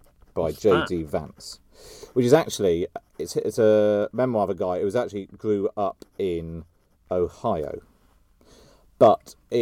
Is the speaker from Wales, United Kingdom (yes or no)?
no; South West England, United Kingdom; And when I'm from Somerset, and a lot of my friends and family from Somerset voted Leave. You know, the West Country in particular was a high vote for Leave.